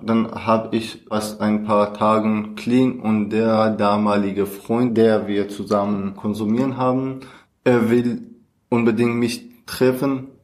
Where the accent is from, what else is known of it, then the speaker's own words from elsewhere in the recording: Kurdistan, Iran; German is a second language; moved away as an adult; now in Germany; Ich komme aus dem Iran. Ich bin eigentlich Kurder und seit 2016 bin ich nach Deutschland angekommen.